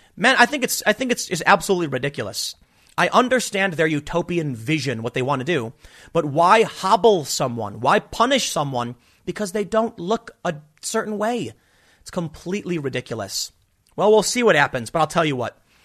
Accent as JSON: {"language": "English", "town": "Chicago", "region": "Illinois", "country": "United States", "tie": "born or raised there", "also_born_or_lived": "New York", "moved": "yes", "lives_now": "South Jersey, United States", "said": "I grew up in Chicago."}